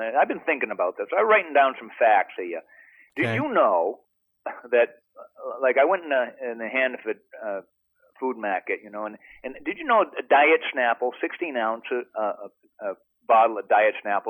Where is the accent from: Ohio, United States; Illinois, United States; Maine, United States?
Maine, United States; born there; For those of you who don't know, I was born in Maine